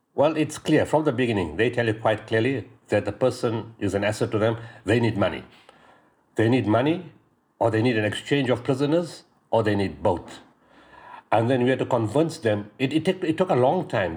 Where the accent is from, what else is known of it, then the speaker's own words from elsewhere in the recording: Pietermaritzburg, KwaZulu-Natal, South Africa; my hometown in Pietermaritzburg